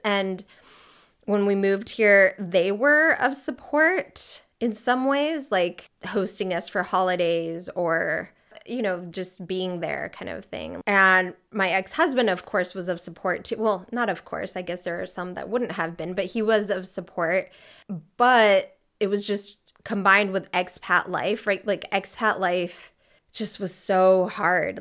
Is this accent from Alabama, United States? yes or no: no; California, United States; moved away as an adult; also born or lived in Mexico City, Mexico / New York, United States; now in Freiburg, Germany; I grew up a lot in California